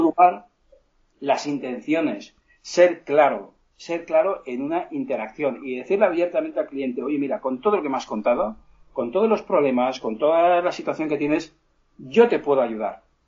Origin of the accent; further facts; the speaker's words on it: Petrer, Valencian Community, Spain; Yo soy de un pueblo que se llama Petrel, en Alicante